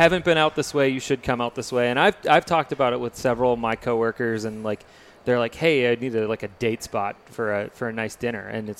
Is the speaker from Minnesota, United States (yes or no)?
yes; St. Michael, Minnesota, United States; here in my hometown, St. Michael